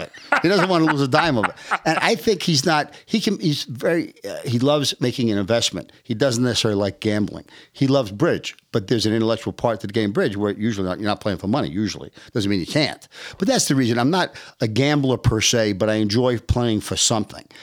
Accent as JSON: {"language": "English", "region": "New York", "country": "United States", "tie": "born or raised there", "also_born_or_lived": "Omaha", "moved": "as an adult", "said": "I'm born and raised in New York. I spent most of my life in New York."}